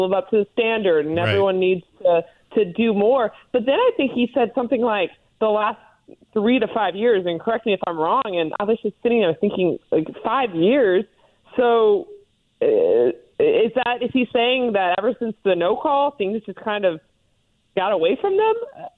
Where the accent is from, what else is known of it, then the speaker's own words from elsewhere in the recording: Louisiana, United States; but I am from Louisiana, so I hear about these things a lot.